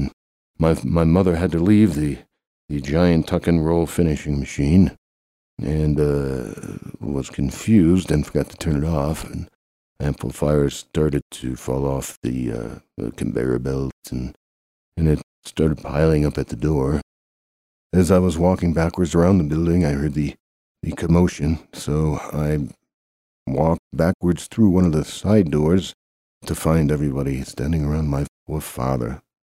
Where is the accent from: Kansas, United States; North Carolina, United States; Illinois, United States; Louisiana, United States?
Kansas, United States; Chanute; So I'm the announcer guy, and I grew up in Chanute, Kansas